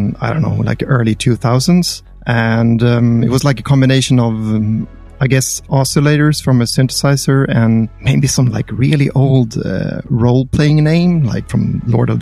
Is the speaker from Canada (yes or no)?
no; Sweden; I'm from Sweden